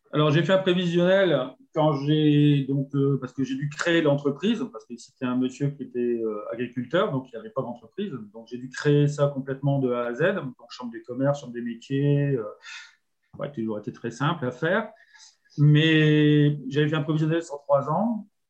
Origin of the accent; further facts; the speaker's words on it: Nord, Hauts-de-France, France; moved away as an adult; now in Génolac, France; je suis originaire du Nord